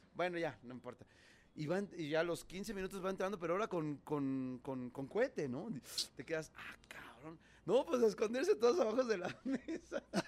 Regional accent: Mexico

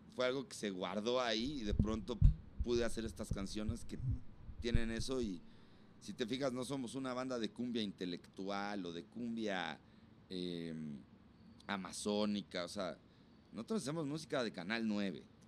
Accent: Huixquilucan, State of Mexico, Mexico; de ahí de donde yo soy, me doy un tete a tete con María Daniela, güey, que también es de por allá

